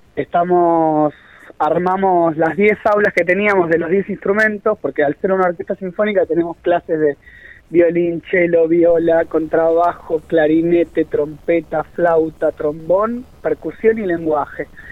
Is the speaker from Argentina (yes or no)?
yes; Argentina; como argentinos, como sociedad